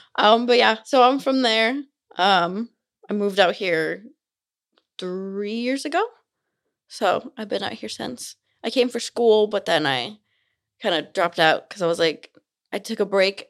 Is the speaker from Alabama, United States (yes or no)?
no; Simi Valley, California, United States; moved away as an adult; now in Utah, United States; I'm from California. I'm not from here. So, I'm from Simi Valley